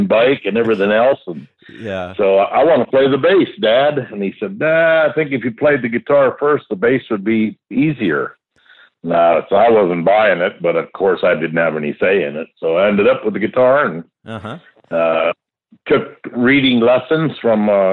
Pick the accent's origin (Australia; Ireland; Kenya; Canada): Canada; Surrey, British Columbia; moved away as an adult; also born or lived in Cloverdale / Edmonton / Los Angeles / Nashville; now in Austin, United States; I grew up there in North Surrey